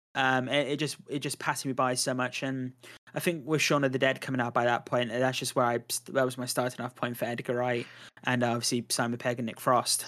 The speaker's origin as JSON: {"language": "English", "country": "United Kingdom", "said": "I am British"}